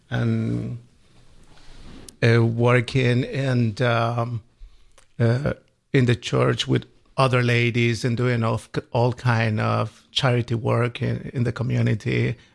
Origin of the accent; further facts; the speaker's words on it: Colombia; English is a second language; For me, it's a wonderful country, very nice, beautiful people, and uh, it's a very Catholic country.